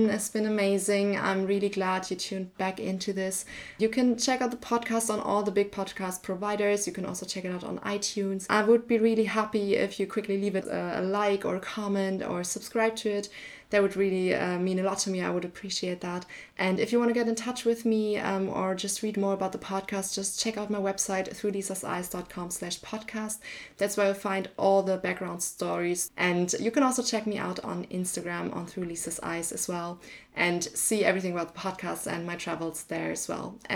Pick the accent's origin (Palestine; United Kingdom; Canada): Canada; I am Canadian.